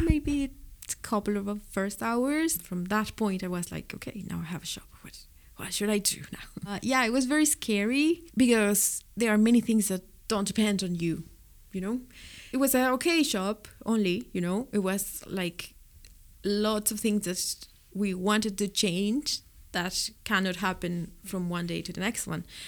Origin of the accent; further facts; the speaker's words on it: Mexico City, Mexico; English is a second language; moved away as an adult; also born or lived in Spain; now in Cork, Ireland; I'm from Mexico City